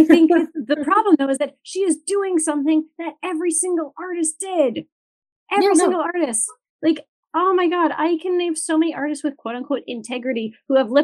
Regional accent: Timmins, Ontario, Canada; I am from Timmins

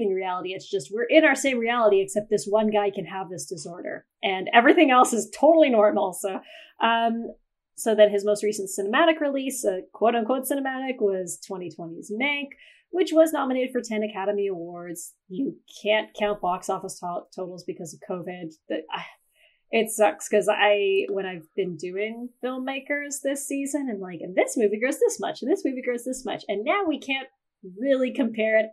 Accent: Canada; I'm a Canadian, so it's supposed to be Zed

